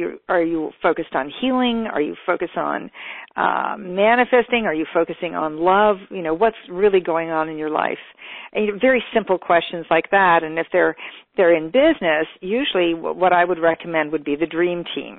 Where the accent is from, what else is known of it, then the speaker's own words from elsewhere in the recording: California, United States; I am from California